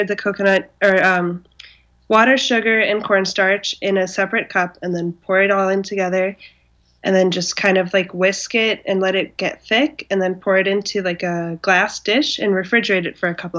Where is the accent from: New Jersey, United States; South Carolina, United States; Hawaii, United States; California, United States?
Hawaii, United States; moved away; I'm from Hawaii, and this is something that I've had since I was little